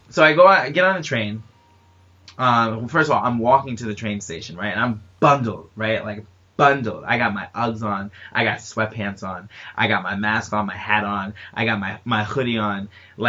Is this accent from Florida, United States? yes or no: no; New York, United States; I'm from New York